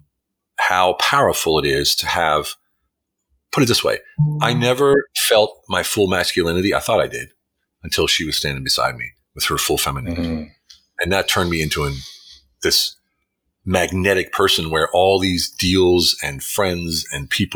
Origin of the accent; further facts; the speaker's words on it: United States; now in Hungary; I'm an American living in Hungary